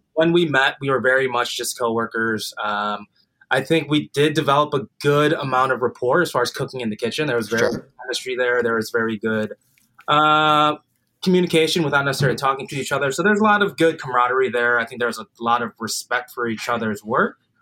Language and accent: English; Highland Park, Illinois, United States; I grew up in Highland Park, suburb of Chicago